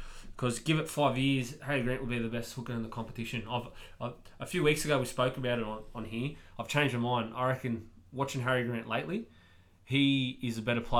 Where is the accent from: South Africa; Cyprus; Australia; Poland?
Australia; even though I am Australian